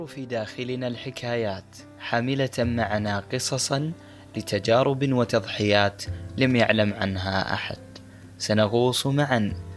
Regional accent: Bahrain; أنا من البحرين والغوص مهنة الأجداد

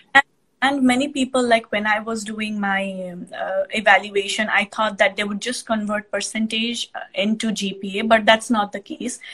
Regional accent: Nepal; moved away as an adult; now in United States; I am from Nepal

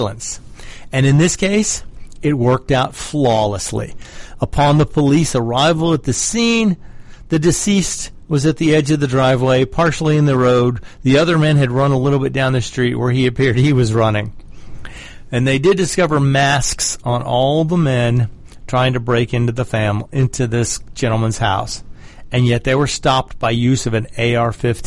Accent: Georgia, United States; my home state of Georgia

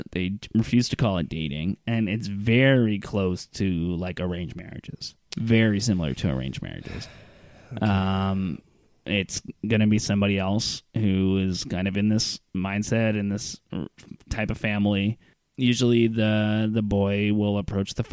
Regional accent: Iran; I I've been an atheist my whole life. I grew up in Iran with the clergy. Yeah. Like my dad was a clergy, and I somehow managed to become out an atheist

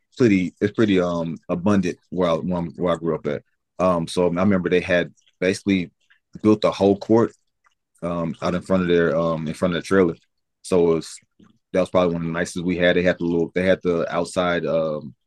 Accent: Alabama, United States; moved away as an adult; growing up in Alabama

